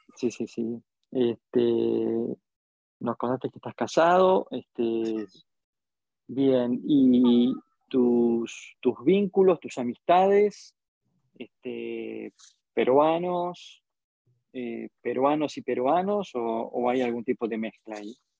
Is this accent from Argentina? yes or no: yes; Argentina; cómo somos los argentinos